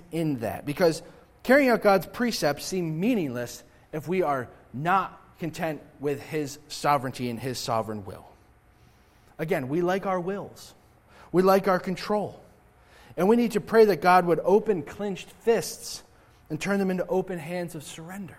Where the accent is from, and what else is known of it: United States